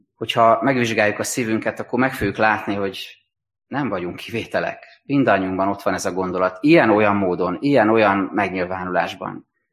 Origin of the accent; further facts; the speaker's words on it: Hungary; meg tudjunk maradni magyarként, európaiként, keresztényként